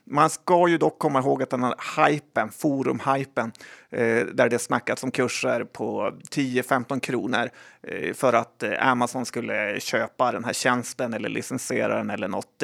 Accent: Sweden; ja, men jag är svensk.

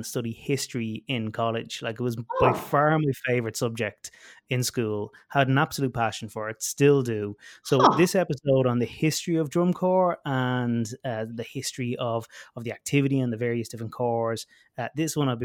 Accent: Ireland; I grew up in Ireland performing with and teaching bands

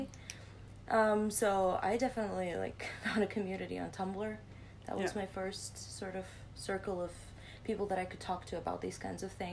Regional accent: Ukraine; moved away as an adult; now in Netherlands; growing up in Ukraine

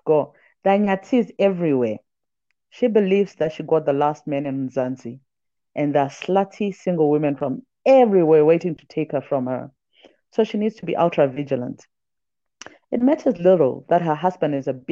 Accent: Zambia; also born or lived in Johannesburg, South Africa; now in Nairobi, Kenya; I was born in Zambia. My dad is South African. My mom is Zimbabwean. And now I stay in Nairobi when I'm not in Joburg or other African cities.

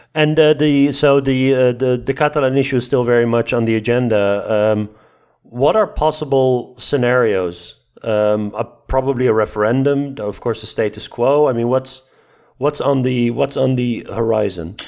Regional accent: Netherlands

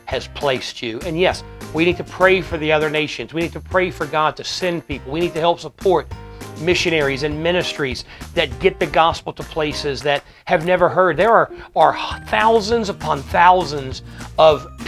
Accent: United States; we as American believers who aren't called to missions, we just get to stay in America

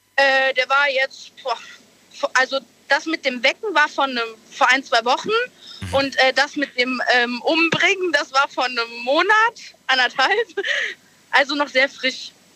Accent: Eifel, Germany; ich bin 19, ich komme aus der Eifel

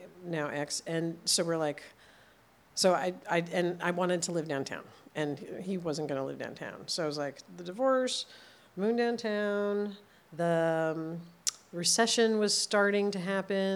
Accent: New Jersey, United States; now in Los Angeles, United States; I grew up in New Jersey

